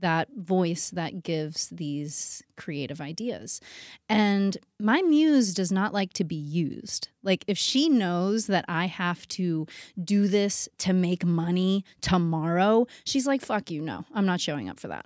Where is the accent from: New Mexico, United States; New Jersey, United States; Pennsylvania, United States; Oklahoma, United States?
Pennsylvania, United States; Pittsburgh; now in New York City, United States; I was born in Pittsburgh, but I felt like a New Yorker my whole life. I knew I was gonna go to New York